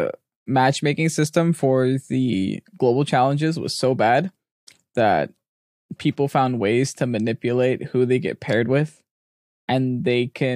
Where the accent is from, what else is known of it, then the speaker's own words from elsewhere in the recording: New Jersey, United States; I'm from Jersey. I'm allowed to hate on Connecticut.